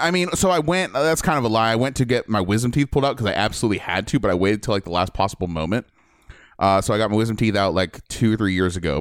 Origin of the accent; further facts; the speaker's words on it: Midwest, United States; moved away; I grew up in the Midwest